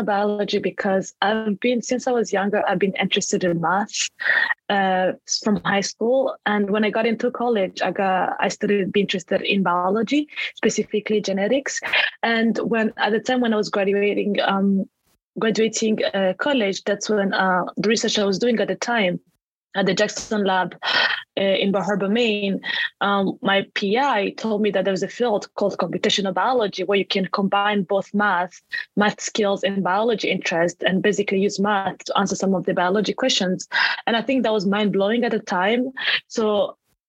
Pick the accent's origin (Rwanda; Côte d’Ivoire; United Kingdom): Rwanda; Kigali; English is a second language; moved away as an adult; now in New York, United States; I'm from Kigali, Rwanda.